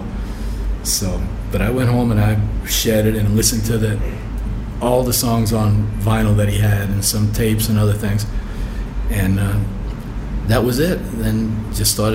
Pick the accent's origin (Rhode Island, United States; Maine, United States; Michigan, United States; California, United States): California, United States; Lancaster; I grew up in Lancaster from about 11 years old through 14, 15